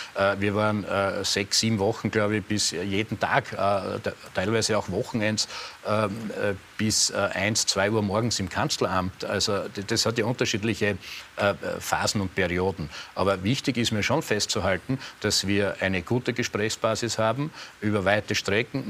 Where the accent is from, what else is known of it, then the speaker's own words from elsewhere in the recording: Eastern Styria, Austria; in der Oststeiermark, wo ich aufgewachsen bin